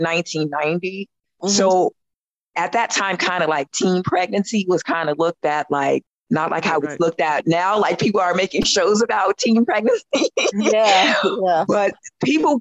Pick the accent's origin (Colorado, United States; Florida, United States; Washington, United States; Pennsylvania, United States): Colorado, United States; growing up in Colorado, it wasn't evident to us about, you know, dropouts or teen pregnancy